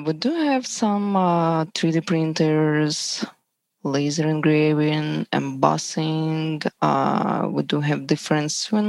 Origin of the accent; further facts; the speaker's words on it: Belarus; English is a second language; moved away as an adult; now in United States; I'm from Belarus.